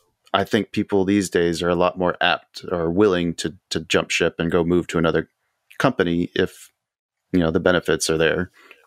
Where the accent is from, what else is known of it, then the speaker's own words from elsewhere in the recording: Houston, Texas, United States; also born or lived in Tucson / Bakersfield / South Carolina / Chicago; I was brought up in Houston. I grew up in Tucson. I lived in Bakersfield, California. Let's see, South Carolina, Chicago, New York, Memphis, Mississippi. Stay in Tennessee. I've been all over the place.